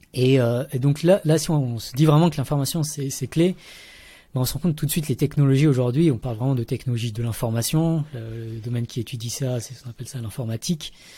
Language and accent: French; Paris region, Île-de-France, France; born or raised there; moved away as an adult; also born or lived in Vietnam / Montreal, Canada / Lausanne, Switzerland